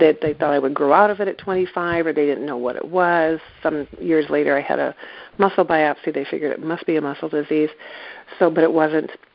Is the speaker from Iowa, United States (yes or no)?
yes; East Central Iowa, United States; moved away as an adult; now in Northampton, United States; I grew up in East Central Iowa